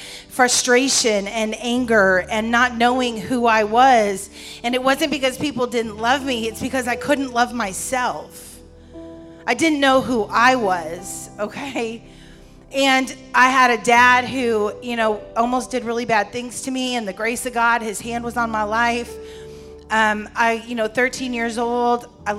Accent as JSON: {"language": "English", "region": "New York", "country": "United States", "tie": "born or raised there", "moved": "as an adult", "lives_now": "Houston, United States", "said": "I was born in New York, and I was given up for adoption."}